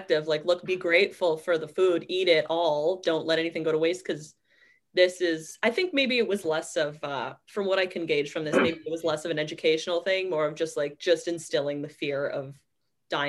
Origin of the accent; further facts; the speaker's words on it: Vaughan, Ontario, Canada; I grew up in Vaughan, Ontario